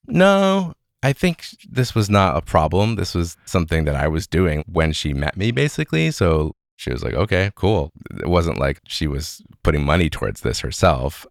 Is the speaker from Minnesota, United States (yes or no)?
no; Evanston, Illinois, United States; I grew up in Evanston, Illinois. That's just north of Chicago.